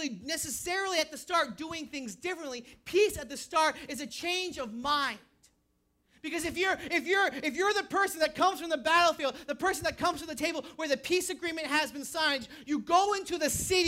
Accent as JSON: {"language": "English", "region": "New Hampshire", "country": "United States", "moved": "yes", "said": "I'm from New Hampshire"}